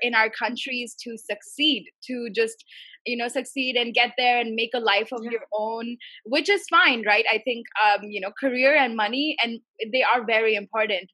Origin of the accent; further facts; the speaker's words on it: India; I'm from India